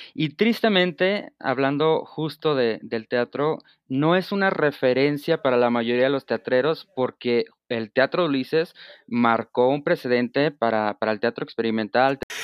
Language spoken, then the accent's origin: Spanish; northern Mexico, Mexico; como decimos en el norte